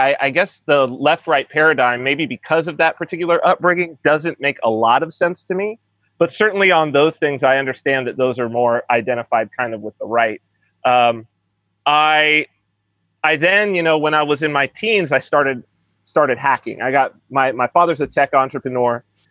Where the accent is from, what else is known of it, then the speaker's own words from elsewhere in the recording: San Bernardino County, Southern California, United States; moved away as an adult; now in Saipan; I was raised in San Bernardino County